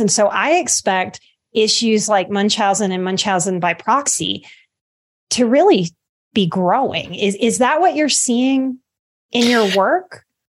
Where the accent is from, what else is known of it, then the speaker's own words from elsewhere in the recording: Louisiana, United States; I'm from the Gulf Coast. I'm from Louisiana